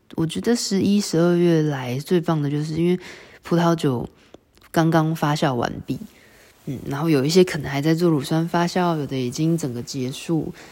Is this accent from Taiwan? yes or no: yes; Taiwan; 我们台湾人